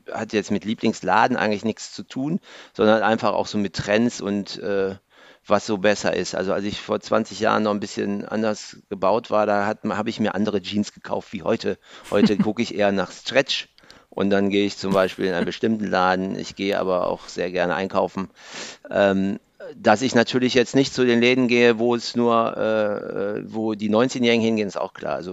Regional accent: Mönchengladbach, North Rhine-Westphalia, Germany; Äh, ich bin aus Mönchengladbach.

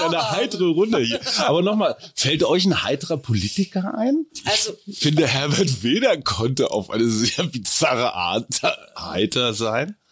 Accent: North Rhine-Westphalia, Germany; als Westfale, ich bin so ähnlich wie du, so Niedersachsen, Westfale

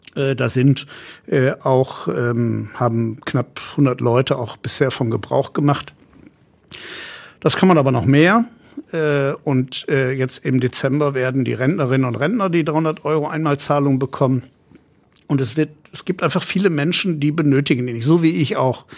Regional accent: Essen, North Rhine-Westphalia, Germany; in meiner Heimatstadt, wo ich geboren bin

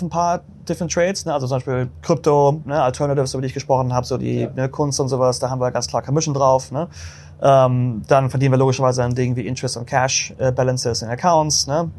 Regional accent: Hamburg, Germany; now in New York, United States; bin Deutscher ursprünglich, ne? aus Hamburg

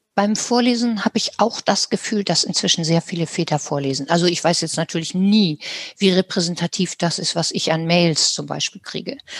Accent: Germany; wir haben als Deutsche erlebt

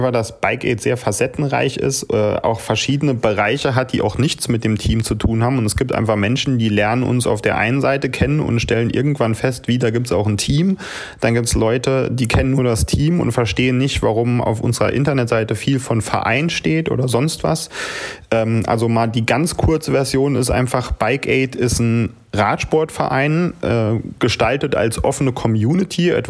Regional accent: St. Wendel, Saarland, Germany; wir kommen da aus Saarland, St. Wendel

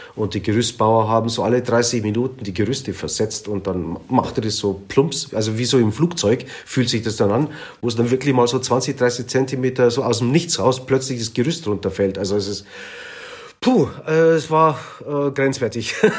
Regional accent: Munich, Bavaria, Germany; Also meine Eltern kamen aus der Türkei und ich bin hier in München geboren

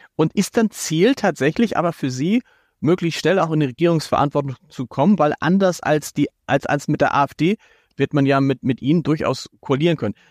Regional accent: Hamburg, Germany; als Hamburger

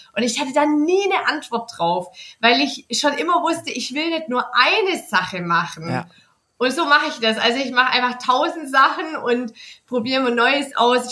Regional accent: Nürtingen, Baden-Württemberg, Germany; ich komme von Nürtingen, aber ich wohne da nicht in der ähm, Stadt, mhm. sondern auf dem Dorf. Und das Dorf hatte, boah, in meiner Kindheit voll wenige.

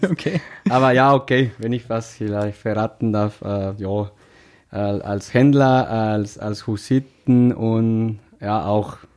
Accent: Mexico; German is a second language; now in Germany; Ich komme aus Mexiko. Ich bin seit sechs Jahren äh, Mitglieder vom, dem, vom Husenkrieg äh, Festspielverein.

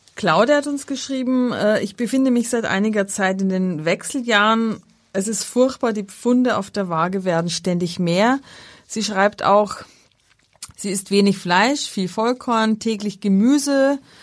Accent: Austria; moved away; ich ja nicht mit Krabben groß geworden bin in Österreich

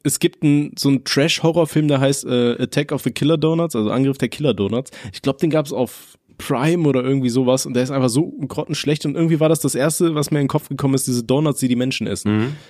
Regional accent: Aachen, North Rhine-Westphalia, Germany; ich komme ja aus Aachen und bei uns in Aachen ist es so

